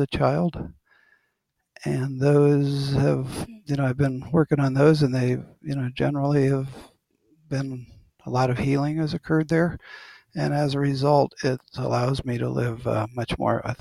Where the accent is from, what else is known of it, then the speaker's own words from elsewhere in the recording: Ohio, United States; I'm from a little town in Ohio, about 8,000 people